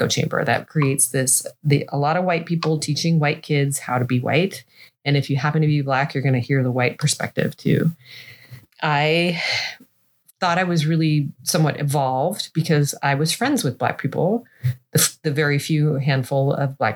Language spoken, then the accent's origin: English; Seattle, Washington, United States; I grew up in Seattle, which is a fairly white town